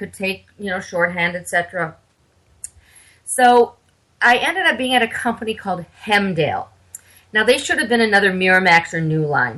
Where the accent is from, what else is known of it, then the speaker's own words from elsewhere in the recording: Minnesota, United States; moved away; I'm from Minnesota originally. And back in the Twin Cities, which is Minneapolis-St. Paul area.